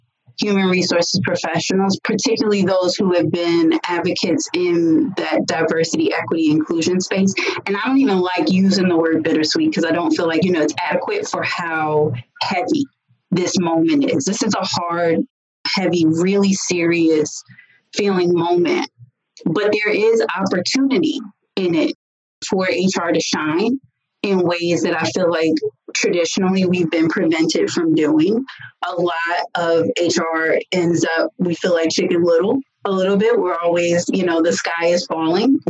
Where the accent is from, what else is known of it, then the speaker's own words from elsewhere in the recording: New Jersey, United States; moved away as an adult; also born or lived in the South (US); now in the South, United States; I was raised in Jersey, but I've lived in the South for almost half my life now